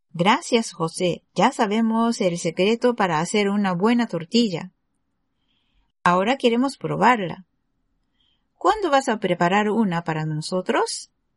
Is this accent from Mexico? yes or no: no; Japan; Spanish is a second language; Soy japonesa y soy profesora de español en Japón